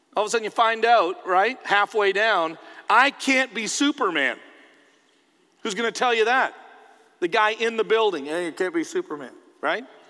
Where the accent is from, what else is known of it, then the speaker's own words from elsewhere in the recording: Canada; now in United States; I'm a Canadian, but I'm a Canadian who lives in America.